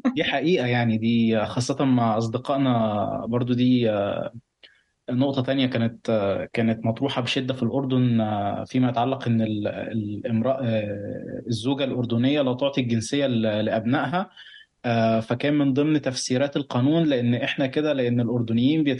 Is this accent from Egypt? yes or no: yes; Egypt; now in Lebanon; بعرف نفسي مصري مقيم في لبنان